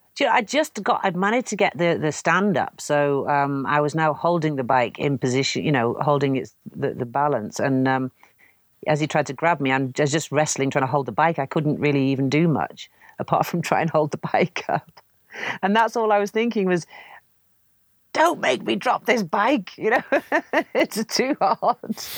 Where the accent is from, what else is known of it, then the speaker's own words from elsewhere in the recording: North Wales, United Kingdom; also born or lived in Canada; I grew up in Wales